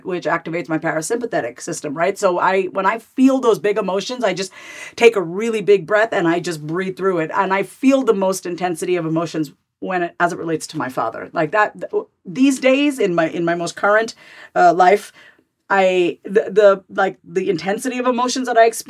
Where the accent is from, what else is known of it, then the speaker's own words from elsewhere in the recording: New York, United States; My sister and I were born and raised in New York